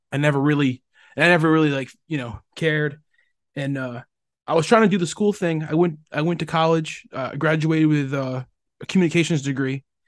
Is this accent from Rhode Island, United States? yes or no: yes; Rhode Island, United States; I am from Rhode